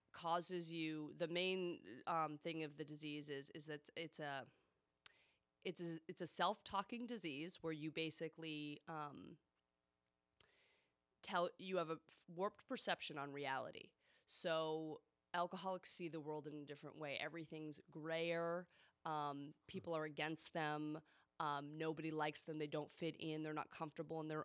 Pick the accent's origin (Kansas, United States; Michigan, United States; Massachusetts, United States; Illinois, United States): Massachusetts, United States; Boston; also born or lived in Newton, Massachusetts; now in California, United States; I'm from Boston